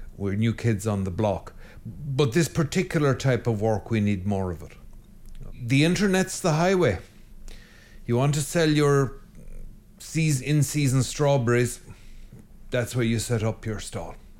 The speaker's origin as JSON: {"language": "English", "country": "Ireland", "said": "I'm an Irishman"}